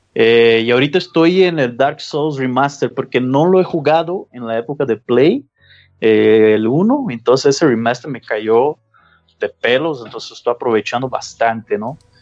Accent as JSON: {"language": "Spanish", "country": "Brazil", "moved": "yes", "lives_now": "Guadalajara, Mexico", "said": "yo soy de Brasil"}